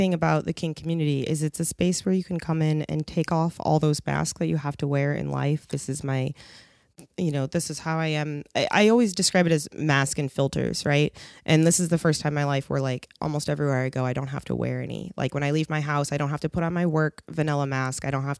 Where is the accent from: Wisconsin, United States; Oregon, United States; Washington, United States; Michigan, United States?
Washington, United States; Seattle; I'm from Seattle originally.